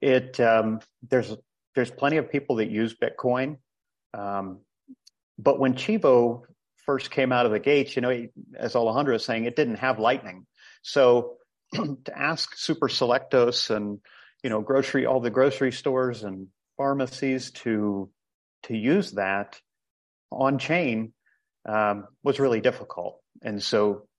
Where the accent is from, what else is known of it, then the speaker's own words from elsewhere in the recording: Ohio, United States; moved away as an adult; also born or lived in Costa Rica; now in El Salvador; I'm originally from Ohio